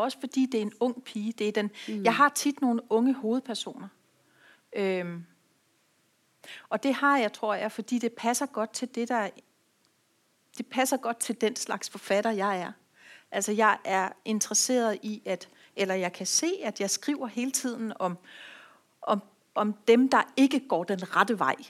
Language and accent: Danish; Rødby, Zealand, Denmark; i nogle år en lille forretning i Rødby, hvor jeg kommer fra